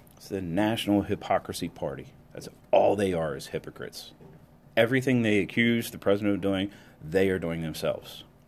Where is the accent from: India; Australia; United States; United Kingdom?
United States; as an American